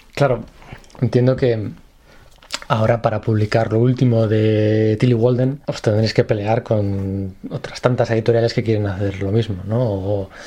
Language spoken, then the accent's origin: Spanish; Spain; como buenos españoles